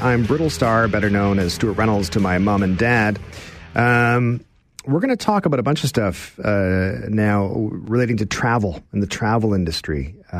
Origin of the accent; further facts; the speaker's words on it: Stratford, Ontario, Canada; I say I'm from Stratford